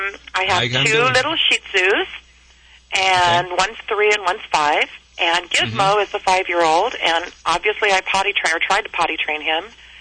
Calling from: Santa Maria, California, United States; Santa Maria, California.

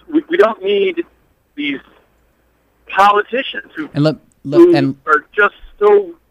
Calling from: New York, United States; calling from New York, from Manhattan.

